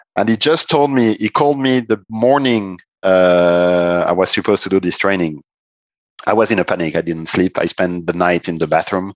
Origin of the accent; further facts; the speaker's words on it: Strasbourg, Grand Est, France; also born or lived in Italy; Strasbourg, my hometown